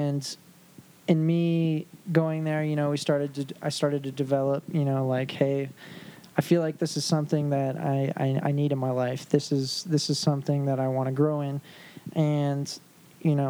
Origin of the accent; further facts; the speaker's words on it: South Dakota, United States; I grew up in South Dakota, so that's where me and my wife met. That's where we're from